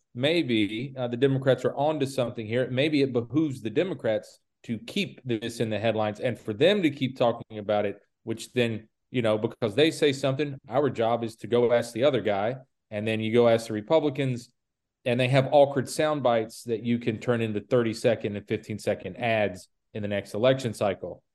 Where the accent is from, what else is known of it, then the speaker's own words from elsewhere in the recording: the South, United States; you and I grew up in the South